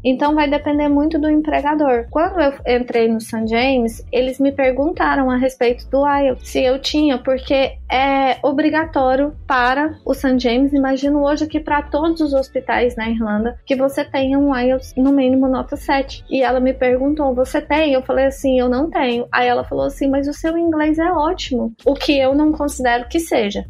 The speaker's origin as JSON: {"language": "Portuguese", "town": "Goiânia", "region": "Goiás", "country": "Brazil", "first_language": "Portuguese", "moved": "as an adult", "lives_now": "Ireland", "said": "eu sou de Goiânia, não é uma cidade pequena"}